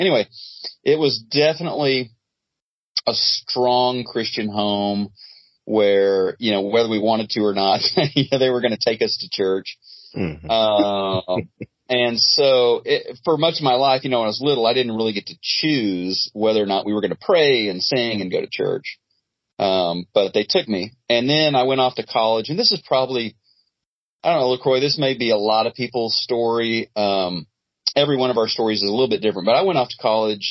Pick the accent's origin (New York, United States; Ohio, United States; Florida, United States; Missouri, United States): Missouri, United States; Neosho; moved away as an adult; also born or lived in Brazil / Oklahoma; now in Dallas, United States; I grew up in Southwest Missouri, a little town called Neosho.